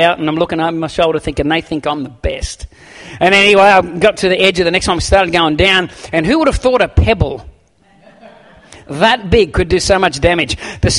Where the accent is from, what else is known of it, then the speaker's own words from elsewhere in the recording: Campbelltown, New South Wales, Australia; And I remember in Sydney, I grew up near Campbelltown.